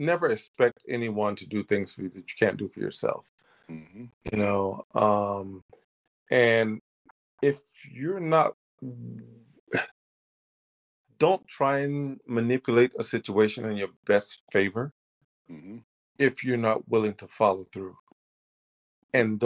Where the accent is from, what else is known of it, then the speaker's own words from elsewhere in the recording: United States; moved away; I'm from America